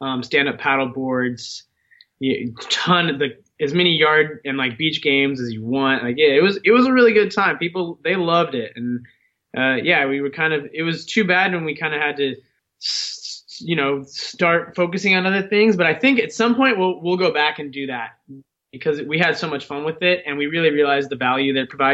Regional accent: Seattle, Washington, United States; also born or lived in Southern California; I'm from Seattle

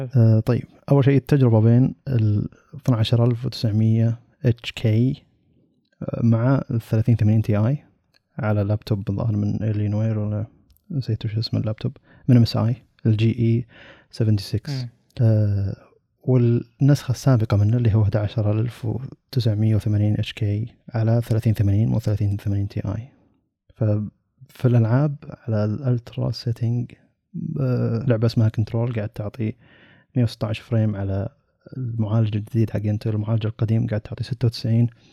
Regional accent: Saudi Arabia; عندنا في السعودية

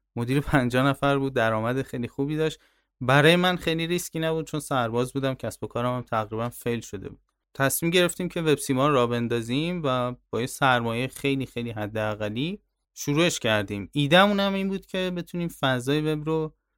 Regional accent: Tehran, Tehran Province, Iran; من تهران به دنیا آمدم

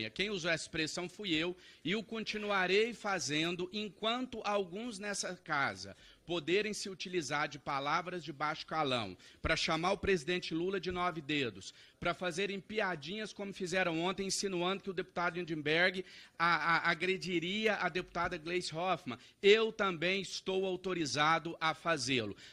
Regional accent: Minas Gerais, Brazil; Venho de Minas Gerais, assim como o deputado Nicolas Ferreira.

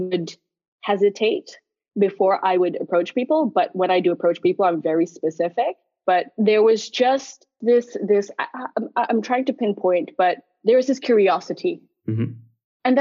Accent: Geneva, Switzerland; moved away; also born or lived in Karachi, Pakistan / London, United Kingdom / Dublin, Ireland; I left when I was 9 years old and moved to Geneva, Switzerland. And Geneva has been home turf since then.

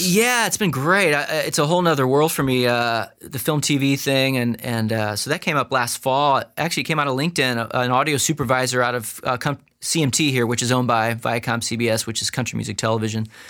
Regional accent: St. Louis, Missouri, United States; also born or lived in Los Angeles; now in Nashville, United States; Our roots are Midwest, so I grew up in Saint Louis, my wife's from Illinois

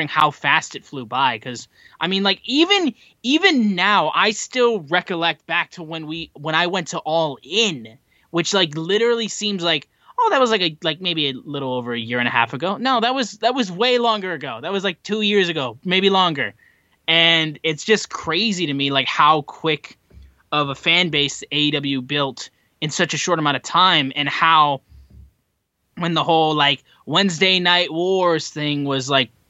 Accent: Detroit, Michigan, United States; I'm from Detroit and I support my Detroit Lions

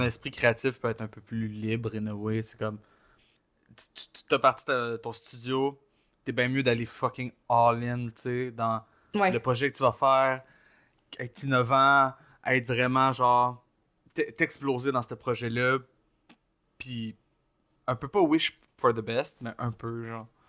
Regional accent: Joliette, Quebec, Canada; je viens de Joliette, un peu plus, tu rural, dans, dans, le pit de fucking Lanaudière

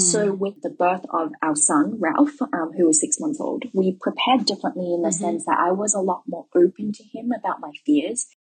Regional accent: Melbourne, Victoria, Australia; moved away as an adult; also born or lived in Guangzhou, China; now in Shanghai, China; I am from Melbourne, Australia

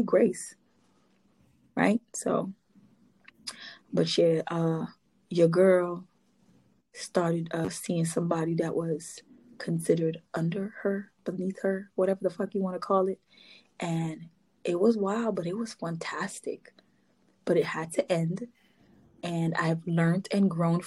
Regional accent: Trinidad & Tobago; this Trini

